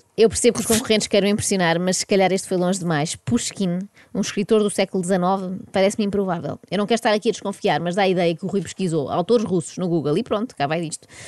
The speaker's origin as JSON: {"language": "Portuguese", "country": "Portugal", "said": "Eu, enquanto portuguesa"}